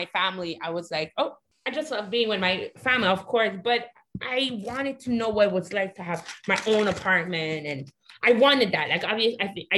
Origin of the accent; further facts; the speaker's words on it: Montreal, Quebec, Canada; moved away as an adult; also born or lived in Toronto; I was born and raised in Montreal